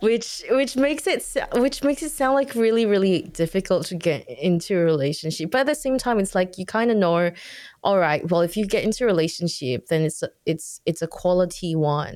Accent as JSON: {"language": "English", "country": "Singapore", "said": "I'm from Singapore"}